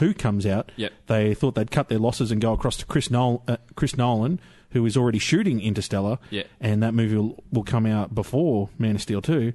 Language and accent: English; Australia; as an Australian person